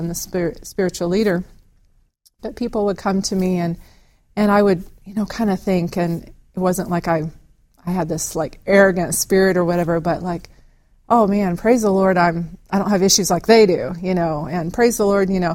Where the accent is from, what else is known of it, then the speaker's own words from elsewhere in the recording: Ozarks of Arkansas, United States; I'm a country girl that grew up in the Ozarks of Arkansas.